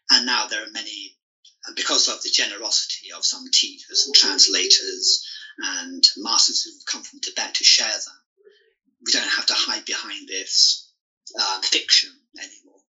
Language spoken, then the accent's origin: English; England, United Kingdom; moved away as an adult; also born or lived in Singapore / China; my hometown in England